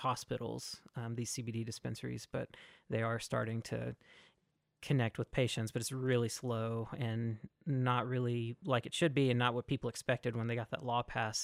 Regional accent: Mississippi, United States; moved away; I'm originally from Mississippi

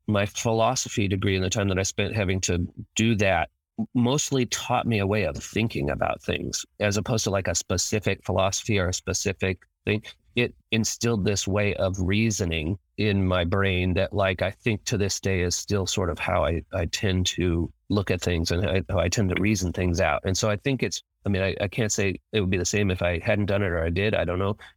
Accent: Eugene, Oregon, United States; I was growing up in Eugene, Oregon, and went to the U of O for a while

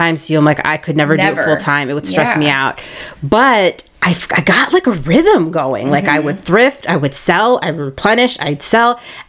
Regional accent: Canal Fulton, Ohio, United States; We're from Canal Fulton.

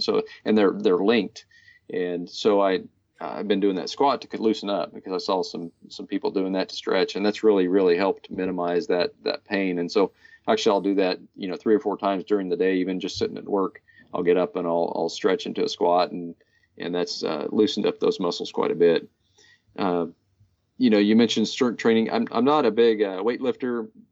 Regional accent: Hutchinson, Kansas, United States; We rode all over town, uh, where I was raised in Hutchinson.

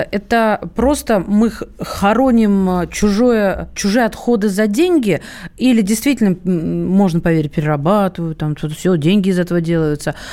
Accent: Central Black Earth Region, Russia; accent: Chernozem dialect; now in Moscow, Russia; как он говорят у меня на родине, в Москве так, наверное, не говорят, «баговал». Я не знаю такого словечка. Я тебя научусь нашему, нашему черноземному диалекту.

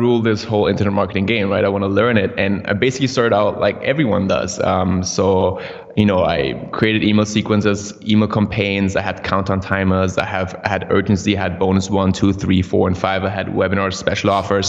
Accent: Austria; moved away; I grew up in Austria, which is kind of different than like the US

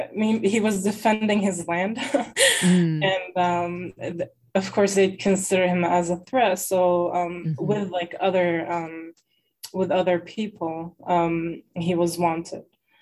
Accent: Lebanon; also born or lived in Massachusetts; now in United States; So first I was born here in the United States, in Massachusetts. My dad, he immigrated here from Lebanon during the war. And then later in 1995, he married my mom and she moved here and I was born here in the US.

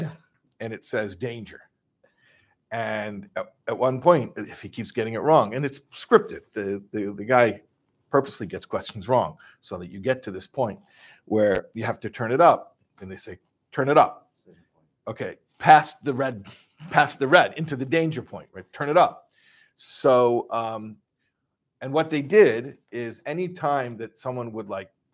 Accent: Chicago, Illinois, United States; I'm from Chicago

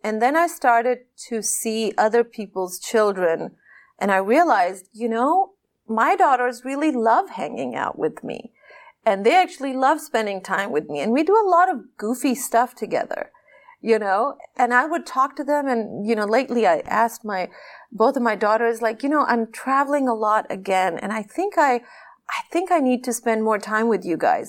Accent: Pakistan; I am this Pakistani woman

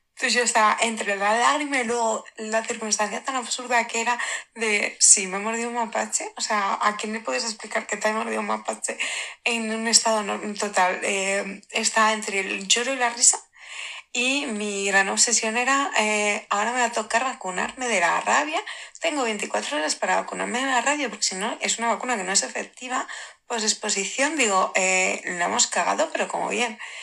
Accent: Madrid, Community of Madrid, Spain; yo soy de Madrid

